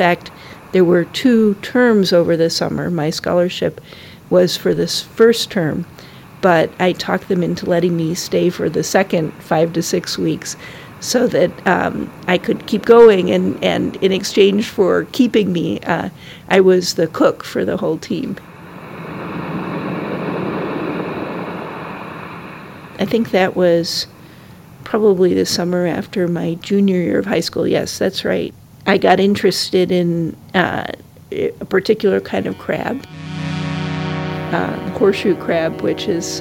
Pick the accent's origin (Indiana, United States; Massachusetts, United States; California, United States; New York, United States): New York, United States; Syracuse; And I was born in Syracuse, New York.